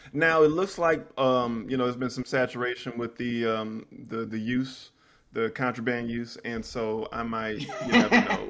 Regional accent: Houston, Texas, United States; now in Atlanta, United States; born and raised in Houston, I'm in Atlanta now.

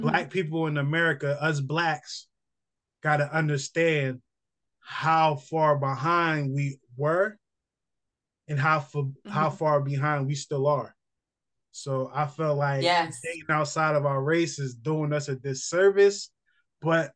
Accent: New Jersey, United States; moved away; also born or lived in North Carolina; I'm from Jersey.

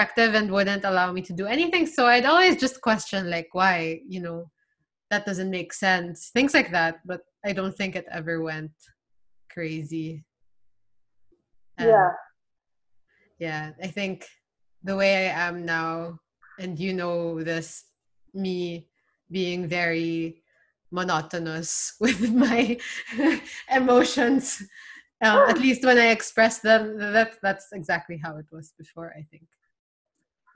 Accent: Philippines; I'm from the Philippines

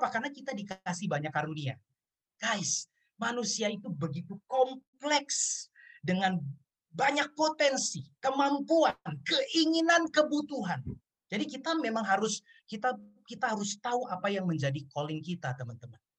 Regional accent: Ambon, Maluku, Indonesia; saya orang Ambon, saya bergereja di GPIB.

